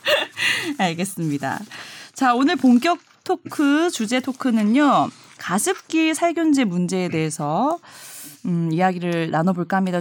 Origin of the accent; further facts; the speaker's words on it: Busan, South Korea; 부산 출신이어서 말할 때 약간의 저는 알긴 알아요. 예, 네. 약간 사투리가 아직도 좀 섞여 있는 부분이 있기 때문에